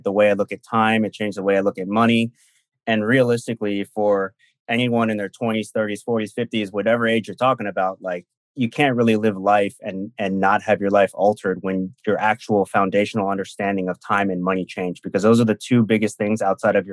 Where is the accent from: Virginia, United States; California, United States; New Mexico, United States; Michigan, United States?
California, United States; Silicon Valley; I'm from Silicon Valley